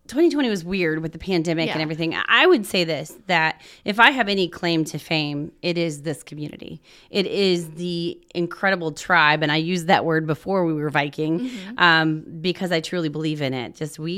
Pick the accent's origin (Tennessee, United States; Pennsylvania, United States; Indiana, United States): Indiana, United States; also born or lived in Ohio; I'm actually from Southern Indiana. I was what? Born in Ohio.